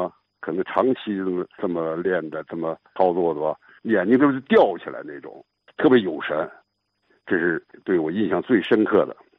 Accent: Yantai, Shandong, China; 对，我就是烟台人。

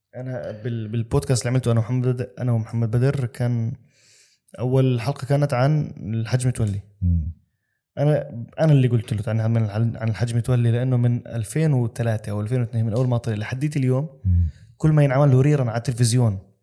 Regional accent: Amman, Amman Governorate, Jordan; now in Dubai, United Arab Emirates; انا اردني

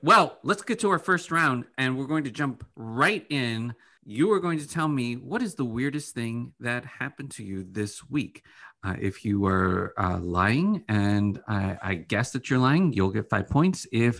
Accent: Illinois, United States; accent: Southern Illinois; It's because I'm trying to hide my Southern Illinois accent.

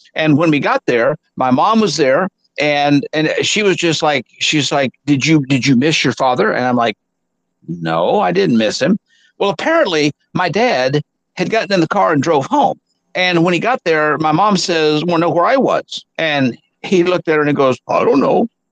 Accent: Arkansas, United States; moved away; I'm back in my hometown

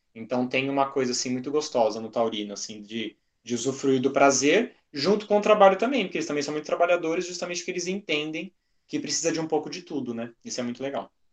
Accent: Brazil; a gente é brasileiro

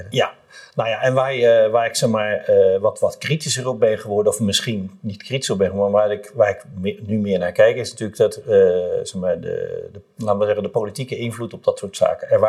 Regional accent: Rotterdam, South Holland, Netherlands; En het is gewoon superleuk om te roepen, ik ben een Rotterdammer of ik ben Feyenoorder.

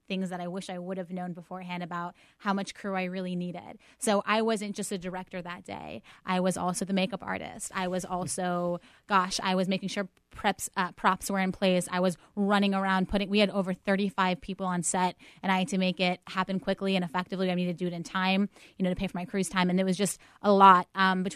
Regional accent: Pittsburgh, Pennsylvania, United States; moved away; I'm born and raised in Pittsburgh.

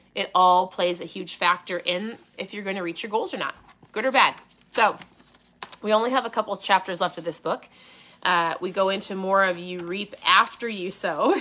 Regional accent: Minnesota, United States; accent: strong O's; I'm from Minnesota? My O's can be strong

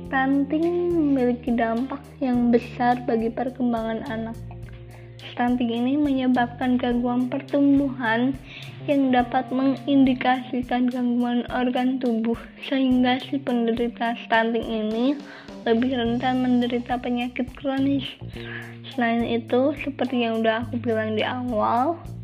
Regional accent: Kendal, Central Java, Indonesia; aku berasal dari Kabupaten Kendal

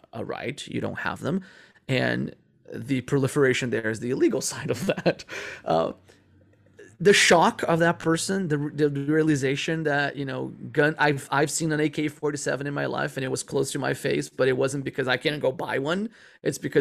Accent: Rio de Janeiro, Brazil; moved away as an adult; also born or lived in California, United States; I never been to the Amazon. I'm from Rio de Janeiro

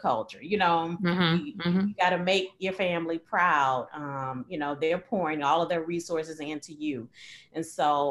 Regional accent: East St. Louis, Illinois, United States; I was born and raised in East St. Louis, Illinois.

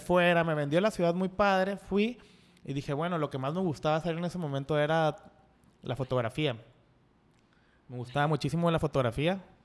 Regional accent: Culiacán, Sinaloa, Mexico; moved away as an adult; also born or lived in Vancouver, Canada / Montreal, Canada; now in Mexico City, Mexico; soy de Culiacán y también canadiense, de Vancouver

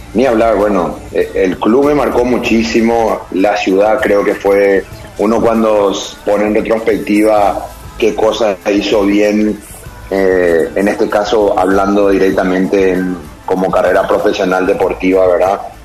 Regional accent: Paraguay; moved away; yo era paraguayo, yo soy paraguayo

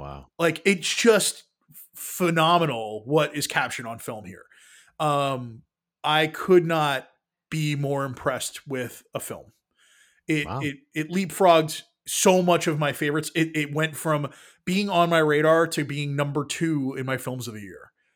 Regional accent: New York City, New York, United States; I grew up in New York City

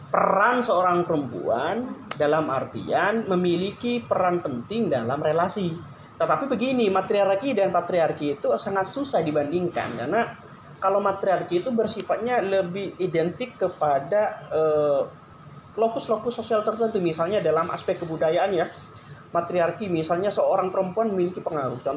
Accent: East Java, Indonesia; moved away; Kalau asal asli Jawa Timur, Wong Duro

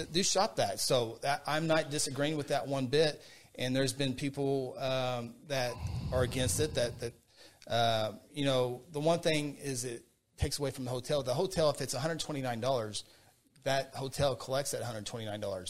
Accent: Guthrie, United States; Guthrie, a place where I grew up, a place I was born

